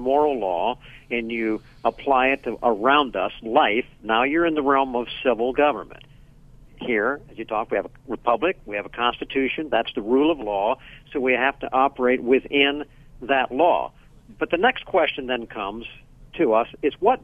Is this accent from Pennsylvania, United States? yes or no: yes; Pennsylvania, United States; I'm from Pennsylvania, I'm calling from there now